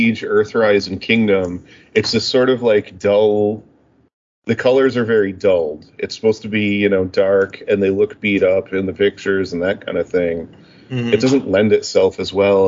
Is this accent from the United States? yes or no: no; Canada; I'm from Canada, not the States